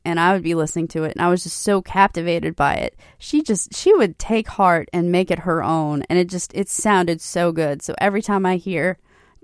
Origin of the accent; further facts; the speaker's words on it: Hilton Head Island, South Carolina, United States; when I was a kid growing up on Hilton Head